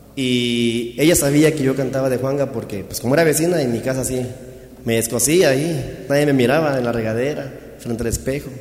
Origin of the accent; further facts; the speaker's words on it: Chiapas, Mexico; Yo soy de Chiapas, originario de Chiapas.